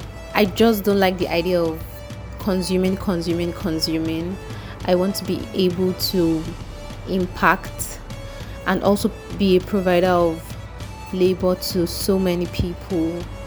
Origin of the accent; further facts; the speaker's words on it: Nigeria; from Nigeria